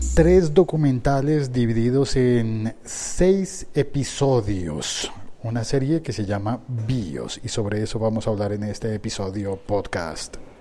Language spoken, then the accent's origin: Spanish; Colombia; como colombiano